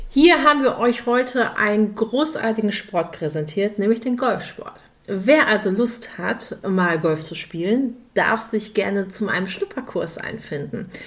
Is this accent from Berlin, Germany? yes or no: no; Dortmund, North Rhine-Westphalia, Germany; ich komme ja aus Dortmund.